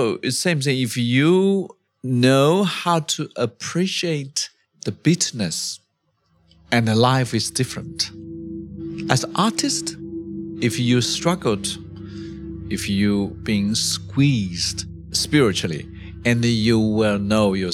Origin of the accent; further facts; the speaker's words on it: Hunan, China; I was raised up in Hunan